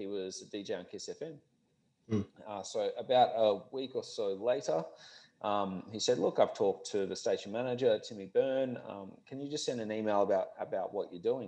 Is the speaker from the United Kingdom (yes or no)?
no; Perth, Western Australia, Australia; moved away as an adult; also born or lived in Melbourne; I'm from Perth originally.